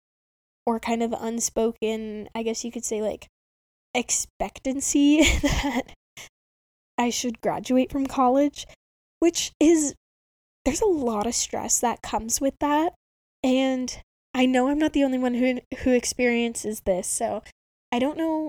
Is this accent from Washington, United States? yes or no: yes; Spokane, Washington, United States; all the other colleges in my hometown